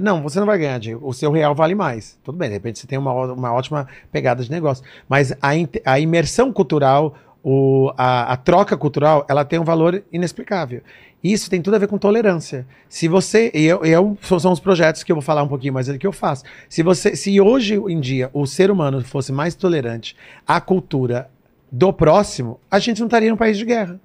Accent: São Paulo, Brazil; moved away as an adult; also born or lived in New Jersey; eu nasci no Brasil, assim aqui em São Paulo

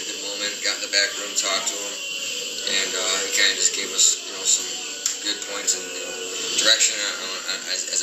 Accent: Illinois, United States; moved away; I'm originally from Illinois

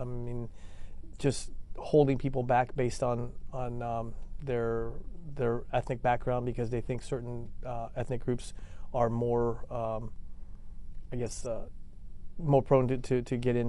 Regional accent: Annandale, Virginia, United States; And so I grew up in Northern Virginia in Annandale. I went to Thomas Jefferson High School for Science and Technology.

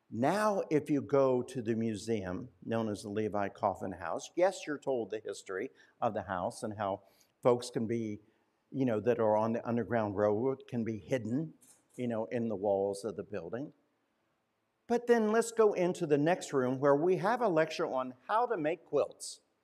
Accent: Winchester, Indiana, United States; moved away; my hometown of Winchester, Indiana

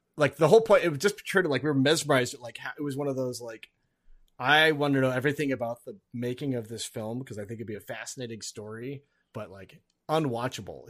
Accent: Alaska, United States; moved away; also born or lived in Duluth, Minnesota / Twin Cities, Minnesota; I grew up in Alaska

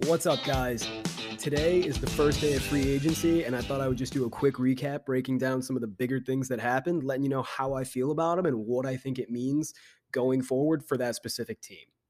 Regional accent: Chicago, Illinois, United States; my hometown Chicago Bears

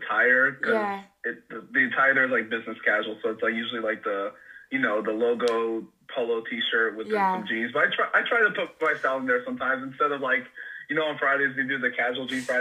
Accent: Dallas, Texas, United States; now in Corpus Christi, United States; I'm from Dallas, Texas. I currently live in Corpus Christi, Texas

